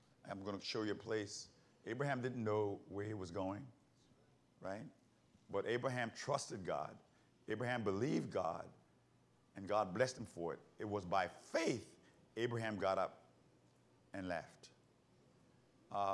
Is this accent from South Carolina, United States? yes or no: yes; South Carolina, United States; In the Baptist church, where I grew up in South Carolina